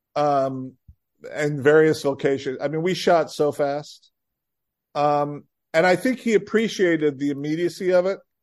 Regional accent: Rockford, Illinois, United States; moved away as an adult; also born or lived in Vermont; I grew up in Rockford, Illinois

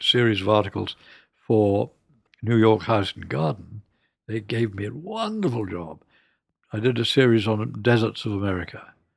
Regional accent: London, United Kingdom; also born or lived in Scotland; I was born in London, and we were sent up to Scotland for the first three years. And then after the Blitz and the R A F had dominated the Luftwaffe, to give you a bit of pocket history, mm, we came back to London.

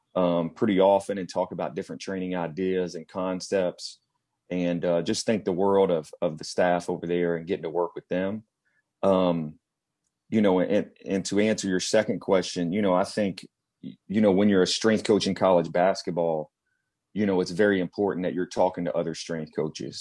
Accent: Cynthiana, Kentucky, United States; moved away; I grew up in a small town just outside of Lexington, Kentucky, called Cynthiana

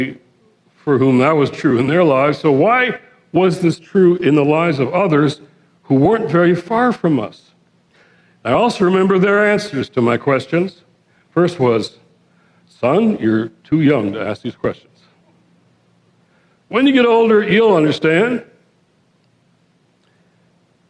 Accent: Detroit, Michigan, United States; I was born and raised in Detroit, the Motor City.

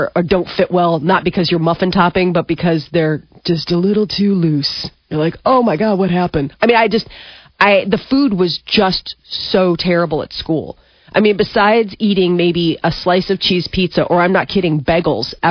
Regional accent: Nebraska, United States; moved away; we come from Nebraska.

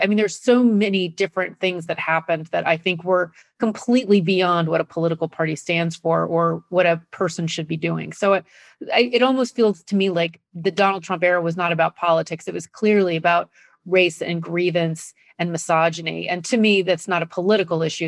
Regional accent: Nebraska, United States; I grew up in Nebraska

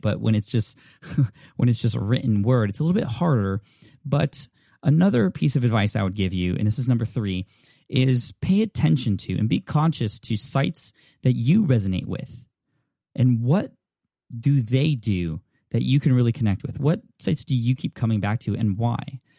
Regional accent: California, United States; I'm from California

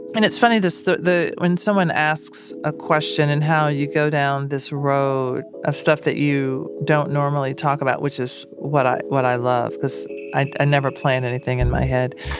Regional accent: Nashville, Tennessee, United States; I'm black and I'm from Nashville.

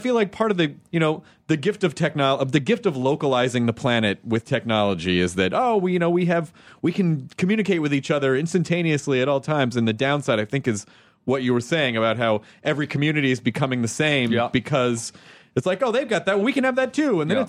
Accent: Tennessee, United States; also born or lived in Kentucky; I'm from the South. I mean, like, I grew up in Tennessee

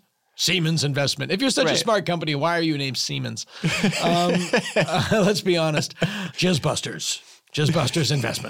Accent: Massachusetts, United States; Yeah, I was. It wasn't up to Salem.

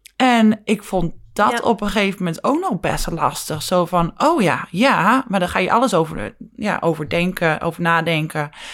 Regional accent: Netherlands; wij als Nederlanders

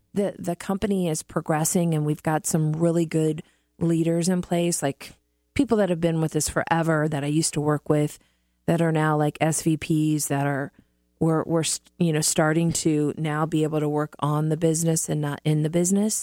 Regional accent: Midwest, United States; moved away; I grew up in the Midwest

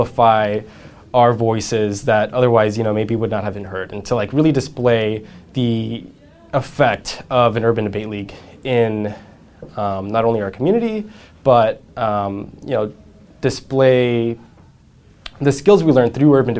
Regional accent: San Jose, California, United States; I grew up in San Jose

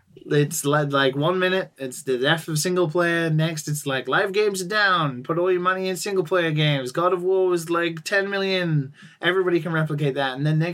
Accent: United Kingdom; I mean, I'm British

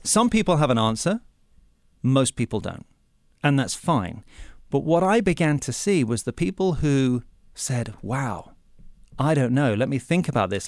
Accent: England, United Kingdom; moved away; when I was growing up in England

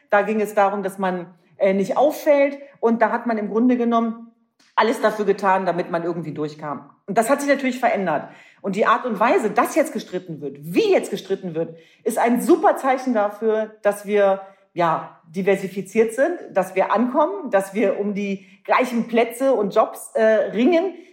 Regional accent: Hanover, Lower Saxony, Germany; Ich bin ein echtes Nordlicht. Ja. Ich komme aus Hannover.

